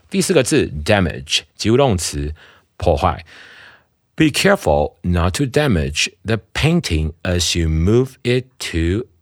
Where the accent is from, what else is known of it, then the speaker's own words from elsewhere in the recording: Taiwan; 我们台湾人讲了